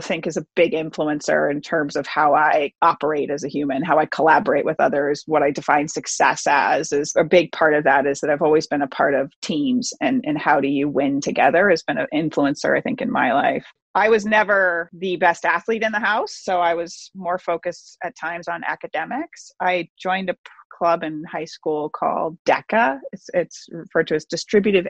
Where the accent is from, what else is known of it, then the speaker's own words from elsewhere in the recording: Boston, Massachusetts, United States; also born or lived in Northern California; Grew up just outside Boston for the most part. I was born in Northern California, but we moved when I was two. So really, I'm pretty much from Boston